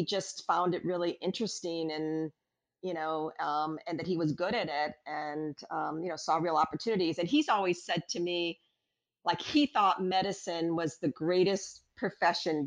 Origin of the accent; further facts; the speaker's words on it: Waukegan, Illinois, United States; moved away; my parents grew up in this town called Waukegan, Illinois, halfway between Chicago and Milwaukee. It's sort of a blue-collar kind of working-class town. That's where I grew up.